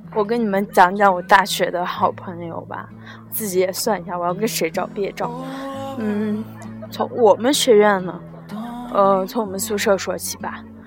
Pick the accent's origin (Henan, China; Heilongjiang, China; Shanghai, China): Henan, China; Luoyang; 我是来自美丽的兰花城和南洛阳